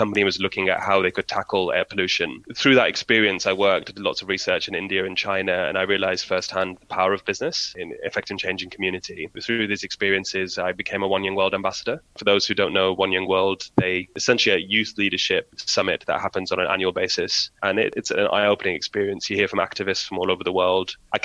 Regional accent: Birmingham, West Midlands, United Kingdom; born and brought up in Birmingham with frequent travel to Pakistan

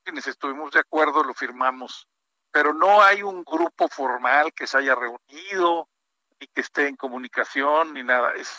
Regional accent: Monterrey, Nuevo León, Mexico; now in Mexico City, Mexico; confinado en Monterrey, en mi tierra

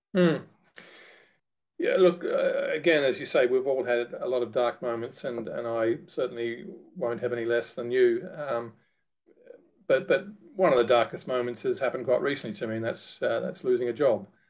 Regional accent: Australia; moved away as an adult; now in United Kingdom; being an Australian by birth

